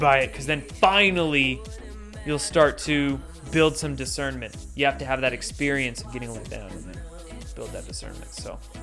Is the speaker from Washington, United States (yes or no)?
yes; Washington, United States; I grew up in Washington State, and I had a lot of family in Montana.